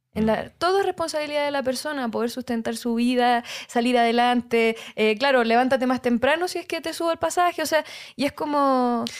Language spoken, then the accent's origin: Spanish; Santiago, Santiago Metropolitan Region, Chile; soy música chilena de Santiago de Chile